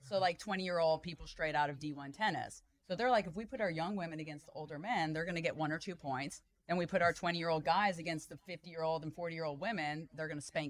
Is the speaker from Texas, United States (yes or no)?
yes; Richardson, Texas, United States; born or raised there; also born or lived in Chicago / San Francisco / Austin / Dallas; now in Frisco, United States